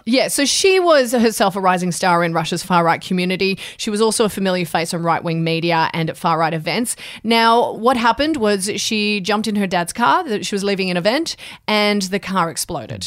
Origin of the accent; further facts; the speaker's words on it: Canberra, Australian Capital Territory, Australia; I grew up in Canberra